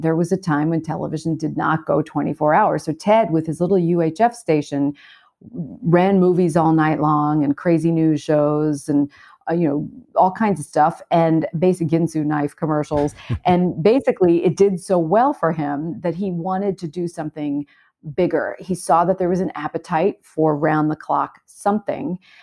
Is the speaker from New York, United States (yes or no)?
yes; New York City, New York, United States; I grew up in Brooklyn